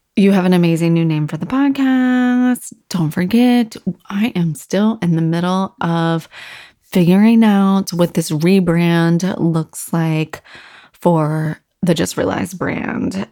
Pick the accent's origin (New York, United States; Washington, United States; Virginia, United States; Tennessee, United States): Virginia, United States; Virginia Beach; growing up in Virginia Beach being on the water